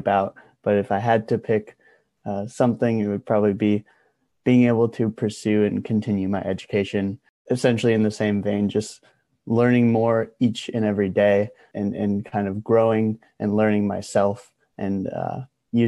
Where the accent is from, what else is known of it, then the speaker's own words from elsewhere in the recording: Little Chute, Wisconsin, United States; moved away as an adult; now in Iowa City, United States; I'm originally from Little Chute, Wisconsin